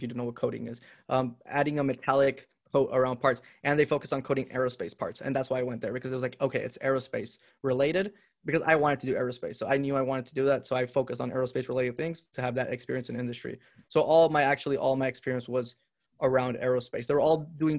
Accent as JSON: {"language": "English", "country": "Honduras", "tie": "born or raised there", "also_born_or_lived": "Indiana", "moved": "yes", "said": "I grew up in Honduras"}